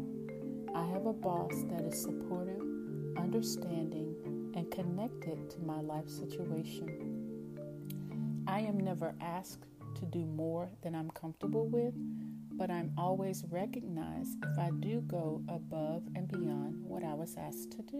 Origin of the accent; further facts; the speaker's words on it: East Texas, United States; accent: East Texas; my East Texas accent